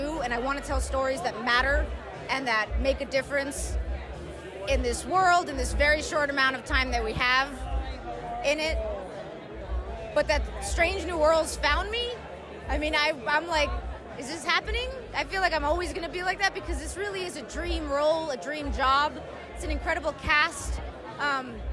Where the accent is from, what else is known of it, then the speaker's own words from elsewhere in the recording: New York, United States; as a New Yorker